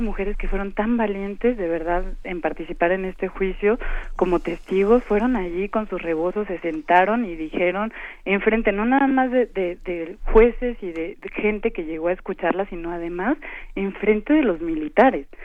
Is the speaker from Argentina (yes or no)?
no; Chiapas, Mexico; soy chiapaneca